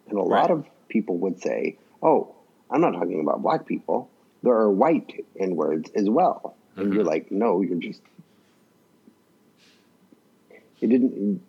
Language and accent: English; the South, United States; moved away; I'm from the South